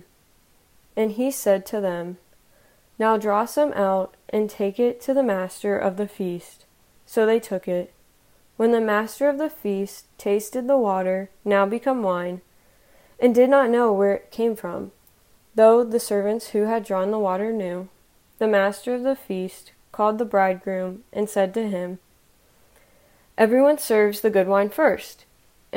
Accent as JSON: {"language": "English", "town": "Columbus", "region": "Ohio", "country": "United States", "moved": "yes", "lives_now": "Dayton, United States", "said": "I'm originally from Columbus, Ohio"}